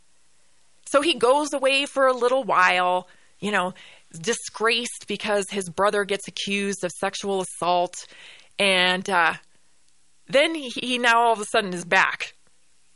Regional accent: Canada; I'm Canadian or if it's because, you know, for where I grew up

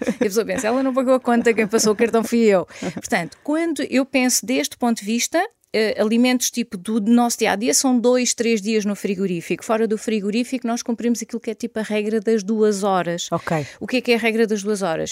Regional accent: Caldas da Rainha, Leiria District, Portugal; also born or lived in Lisbon / Dubai; Sou filha de agricultores, nasci e vivo atualmente nas Caldas da Rainha

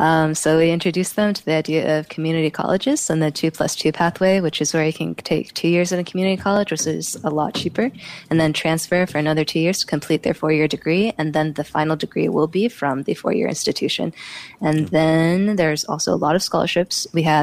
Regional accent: Singapore; also born or lived in United States; So I am Singaporean, but I also grew up in the U.S. for quite a long time.

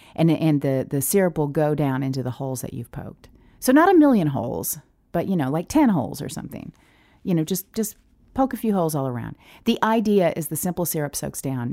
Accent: the Ozarks, Northern Arkansas, United States; I'm from Northern Arkansas, the Ozarks. Honestly, we're hillbillies

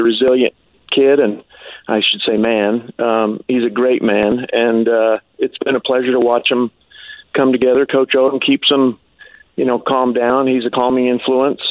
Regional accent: Ogden, Utah, United States; I grew up in Ogden.

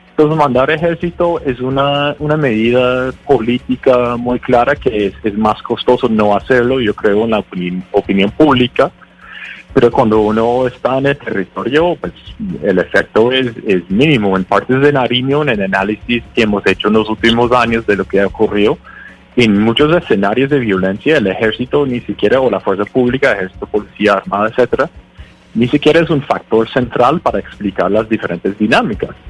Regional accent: Connecticut, United States; Spanish is a second language; moved away as an adult; now in Colombia; Yo soy de, de Connecticut, en Estados Unidos.

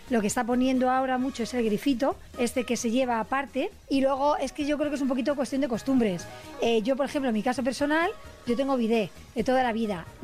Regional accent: Italy; Spanish is a second language; Por supuesto, soy italiano

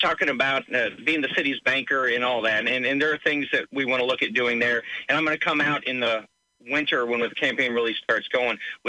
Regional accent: Springfield, Illinois, United States; I grew up in and around Springfield

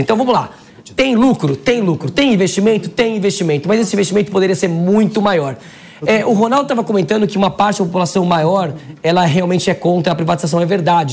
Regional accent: São Paulo, Brazil; eu sou paulista

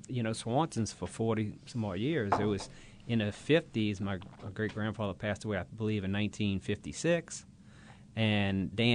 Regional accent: Metairie, Louisiana, United States; moved away as an adult; now in Independence, United States; I was a kid, and I was from Bucktown.

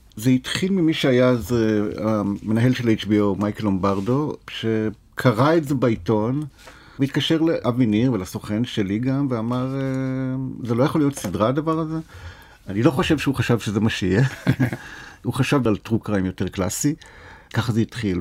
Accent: Nof Ayalon, Central District, Israel; ביישוב שאני גדלתי בו, בנוף איילון

